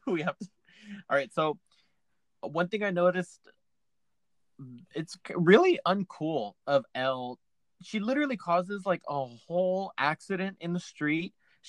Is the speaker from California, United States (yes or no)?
yes; Bel Air, California, United States; I grew up in Bel Air, Warren, across the street from Aaron Spelling. Not Beverly Hills